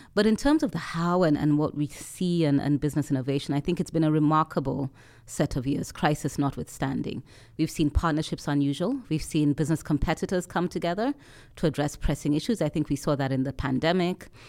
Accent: Nairobi, Kenya; I come from Nairobi, so sitting in, in my home city

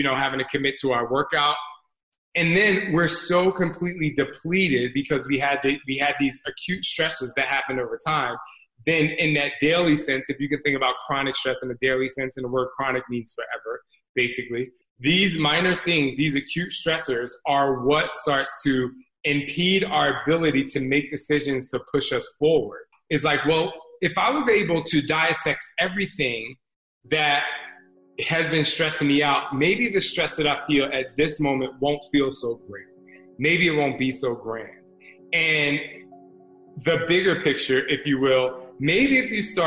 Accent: New Jersey, United States; I grew up in Jersey

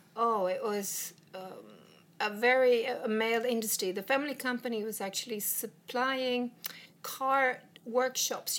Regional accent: Sweden; English is a second language; also born or lived in England; I came from Sweden

